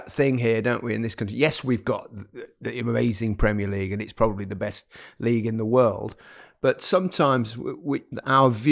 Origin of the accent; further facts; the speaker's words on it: Leicester, East Midlands, United Kingdom; moved away as an adult; my hometown club, Leicester